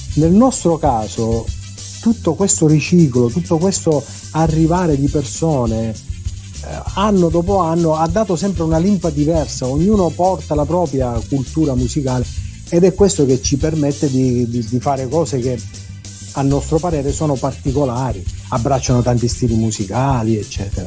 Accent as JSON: {"language": "Italian", "region": "Sicily", "country": "Italy", "said": "noi stessi siciliani"}